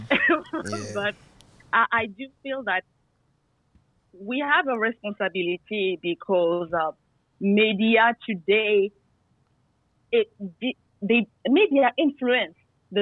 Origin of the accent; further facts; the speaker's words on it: France; also born or lived in Guadeloupe; I'm from the Caribbean. I was very happy to say, where is my island, Guadeloupe? But I was born in France